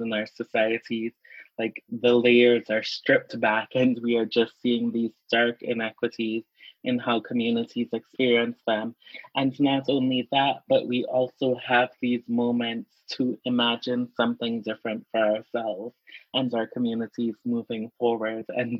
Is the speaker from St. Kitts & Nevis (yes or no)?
yes; St. Kitts & Nevis; now in Minnesota, United States; I grew up in the Caribbean